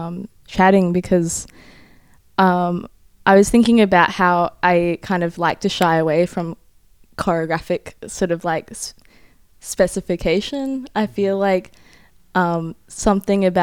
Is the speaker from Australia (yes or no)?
yes; Australia; I'm an Australian-Japanese artist and researcher